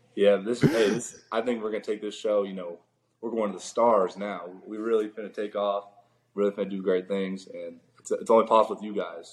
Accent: Orlando, Florida, United States; Orlando, my hometown

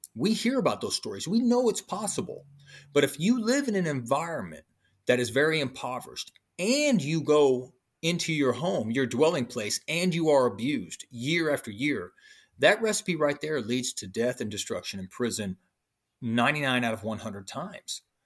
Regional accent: Illinois, United States; also born or lived in Hampton, Virginia; That's how I ended up in Illinois, and that's where I was raised in Illinois by my brother's father's sister

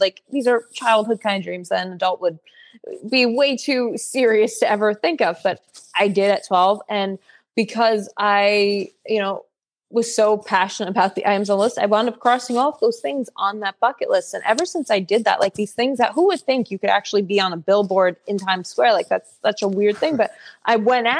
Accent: Woodbridge, New Jersey, United States; I've always lived in New Jersey. I'm the 6th generation. My family's live in New Jersey. So I grew up in Woodbridge, which is more city-ish

